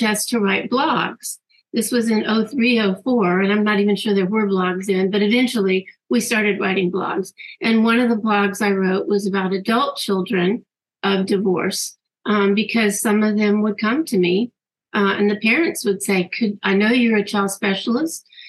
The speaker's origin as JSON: {"language": "English", "town": "Jacksonville", "region": "Florida", "country": "United States", "tie": "born or raised there", "also_born_or_lived": "San Diego, California", "said": "Jacksonville, Florida, where I grew up"}